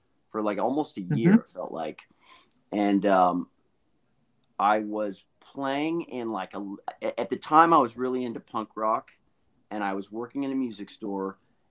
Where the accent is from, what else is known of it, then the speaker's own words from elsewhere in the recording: Belvedere, California, United States; I'm from the Bay Area. So that's Northern California, right outside of San Francisco. And I grew up in a town called Belvedere, which was right on the water.